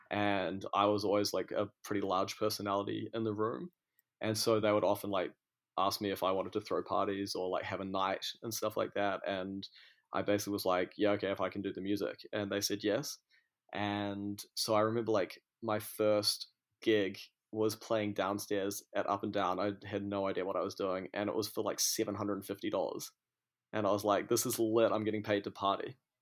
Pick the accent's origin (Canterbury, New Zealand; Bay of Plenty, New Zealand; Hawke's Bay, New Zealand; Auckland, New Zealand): Auckland, New Zealand; moved away as an adult; also born or lived in Christchurch; now in New York, United States; I come from Auckland, uh, but I lived a lot of my life in Christchurch as well, but yeah, Auckland is pretty much where I'm from.